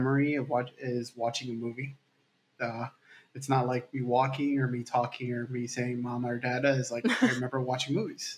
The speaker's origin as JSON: {"language": "English", "town": "Miami", "region": "Florida", "country": "United States", "said": "I'm from Miami, Florida."}